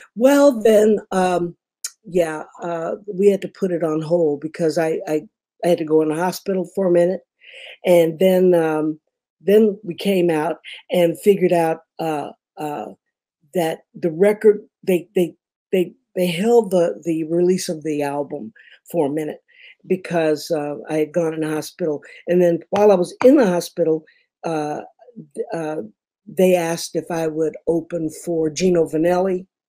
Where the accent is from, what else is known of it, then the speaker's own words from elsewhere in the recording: Detroit, Michigan, United States; moved away; also born or lived in Memphis, Tennessee / Kalamazoo, Michigan / Los Angeles, California; I'm from Detroit. Originally, I'm from Memphis, but we moved to Detroit in about 63 because my mother was also in radio